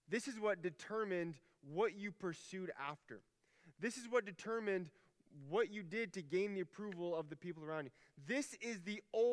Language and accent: English; Alaska, United States; moved away; I'm from Alaska